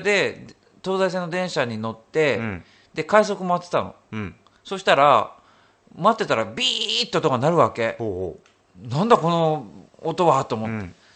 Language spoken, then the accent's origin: Japanese; Hokuriku, Japan; 出身が北陸でしょ？